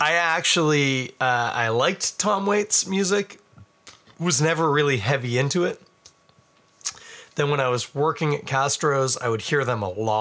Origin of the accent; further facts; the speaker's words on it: Toronto, Ontario, Canada; I am from Toronto